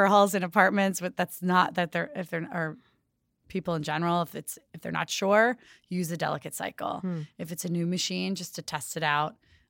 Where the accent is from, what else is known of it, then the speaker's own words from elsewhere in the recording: New York, United States; I'm originally from upstate New York, Hudson Valley.